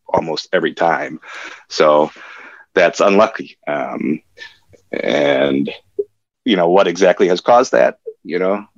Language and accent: English; Madison, Wisconsin, United States; moved away as an adult; I grew up in Madison and I went to Madison for college. So I lived there for the first 23 years of my life or so